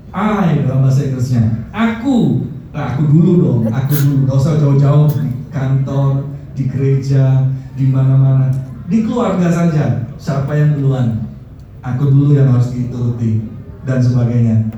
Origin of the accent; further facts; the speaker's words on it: Java, Indonesia; kita orang Jawa bilang eman-eman